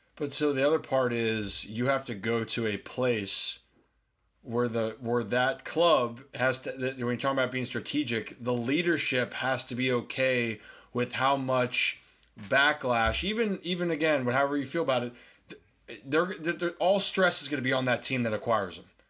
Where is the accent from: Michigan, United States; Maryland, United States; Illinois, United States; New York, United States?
Maryland, United States; Baltimore; I'm from Baltimore